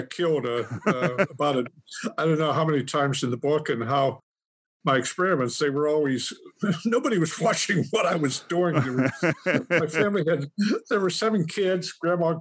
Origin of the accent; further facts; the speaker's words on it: Punxsutawney, Pennsylvania, United States; Pennsylvania Dutch country. We're the only non-Amish farm now. I still have it. Mm-hmm. Outside Punxsutawney, Pennsylvania